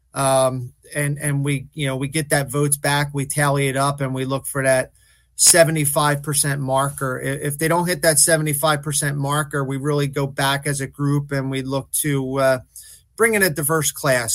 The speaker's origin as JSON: {"language": "English", "town": "Philadelphia", "region": "Pennsylvania", "country": "United States", "tie": "born or raised there", "said": "I grew up in South Philly"}